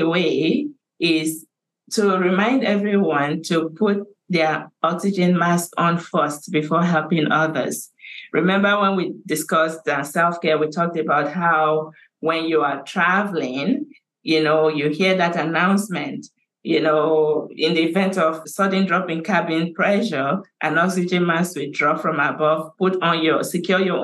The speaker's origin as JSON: {"language": "English", "country": "Nigeria", "moved": "yes", "lives_now": "Canada", "said": "I have started working on a huge international dementia awareness campaign in my home country of Nigeria"}